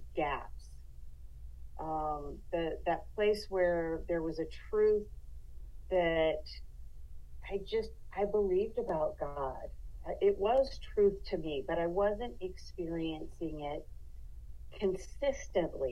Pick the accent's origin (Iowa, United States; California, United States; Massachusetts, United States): California, United States; Los Angeles; moved away as an adult; now in Yosemite National Park, United States; Being born and raised in Los Angeles